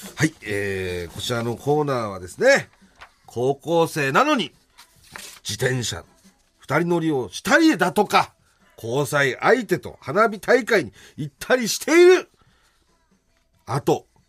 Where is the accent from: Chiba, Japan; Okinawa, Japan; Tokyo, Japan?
Chiba, Japan; 俺の地元の千葉